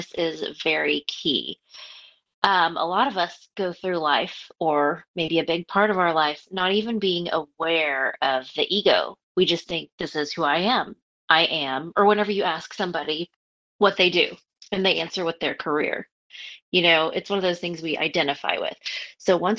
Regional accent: United States

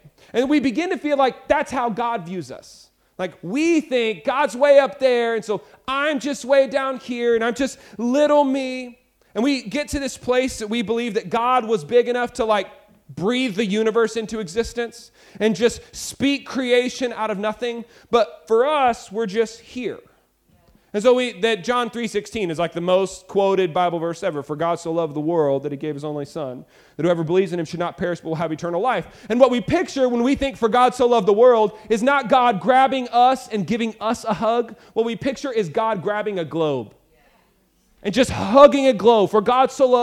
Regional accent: Abilene, Texas, United States; we're from Abilene

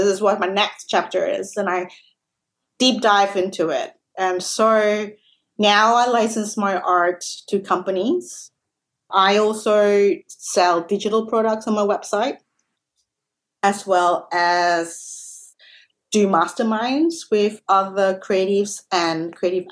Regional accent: Malaysia; moved away as an adult; now in Australia; I'm actually from Malaysia. I grew up there, and I worked as a journalist before moving to Australia

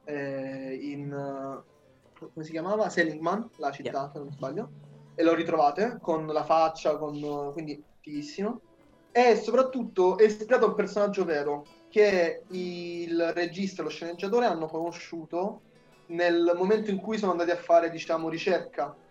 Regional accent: Apulia, Italy; io vengo dalla Puglia

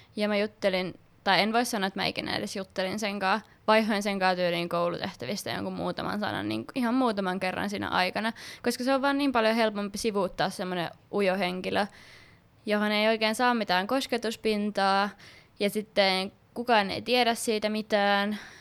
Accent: Kerava, Uusimaa, Finland; also born or lived in Sipoo; Mä muutin Sipoosta Keravalle silloin pienenä, ykkösluokalla heti

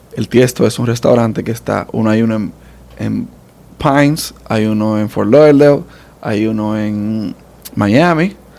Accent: Dominican Republic; accent: Dominican; also born or lived in New York, United States; now in United States; Yo nací allá, pero nada más nací

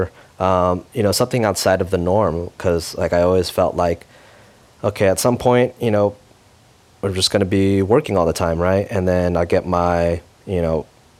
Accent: United States; I grew up in America

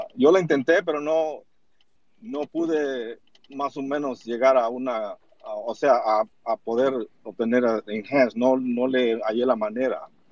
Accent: Texas, United States; originario, soy aquí de Texas, pero mis parientes son de México

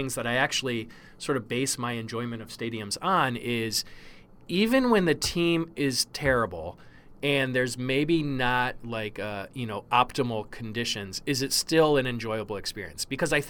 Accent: Detroit, Michigan, United States; moved away as an adult; now in San Francisco Bay Area, United States; So I grew up in Detroit

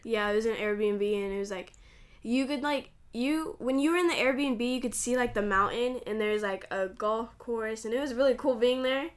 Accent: California, United States; I'm from Cali, California.

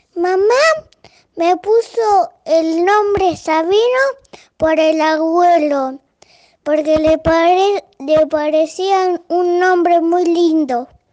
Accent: Gualeguaychú, Entre Ríos, Argentina; nací en Gualeguaychú, soy en Tarría

